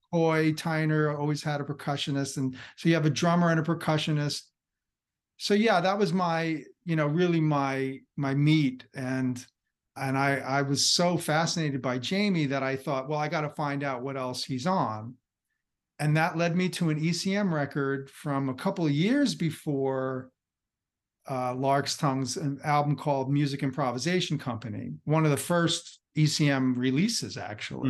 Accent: New Jersey, United States; I'm from across the bridge in, in New Jersey

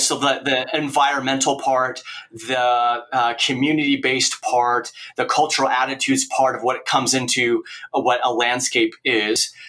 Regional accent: Oregon, United States; moved away as an adult; also born or lived in Kansas / Nebraska; now in Kearney, United States; I grew up in Oregon

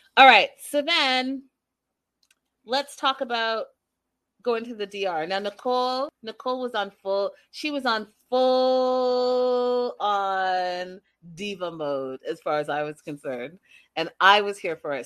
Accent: Canada; moved away; I'm from Canada

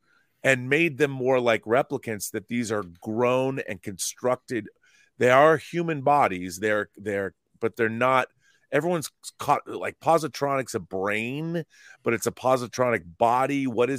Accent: Seattle, Washington, United States; growing up in Seattle, you know, the Pacific Northwest

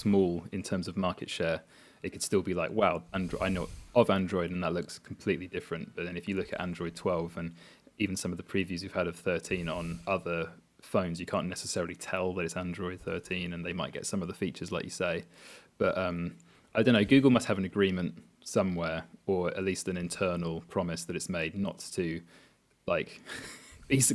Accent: United Kingdom; we are British, we are not necessarily the most bilingual lot

